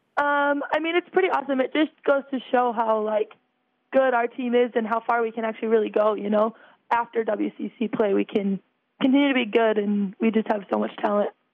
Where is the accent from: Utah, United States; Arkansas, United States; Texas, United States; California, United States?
Utah, United States; Salt Lake City; I'm actually from Salt Lake